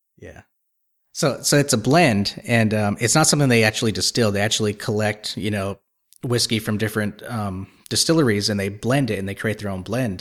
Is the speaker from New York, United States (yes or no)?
no; Texas, United States; I'm from Texas